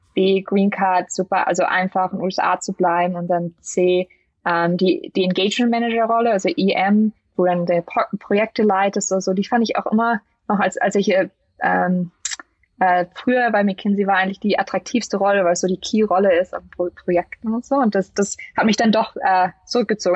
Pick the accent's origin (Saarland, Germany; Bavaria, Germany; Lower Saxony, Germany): Lower Saxony, Germany; Lüneburg; moved away as an adult; also born or lived in St. Gallen, Switzerland; now in Silicon Valley, United States; aus dem Norden, aus Deutschland, Lüneburg, äh, südlich von Hamburg, zwischen Hamburg und Hannover